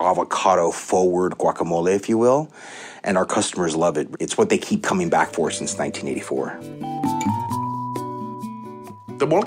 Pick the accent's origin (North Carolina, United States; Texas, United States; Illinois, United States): Texas, United States; Laredo; now in New York City, United States; I'm based in New York City, but I was born and raised in South Texas in a town called Laredo, Texas.